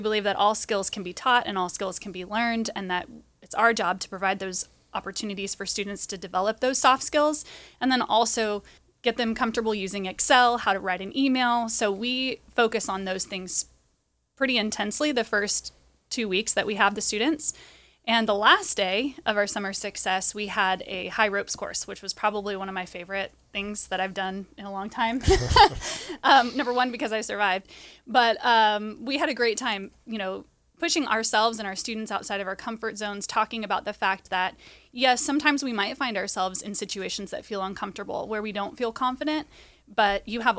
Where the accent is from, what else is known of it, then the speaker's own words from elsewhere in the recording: California, United States; I grew up in Orange County, but went to San Diego State.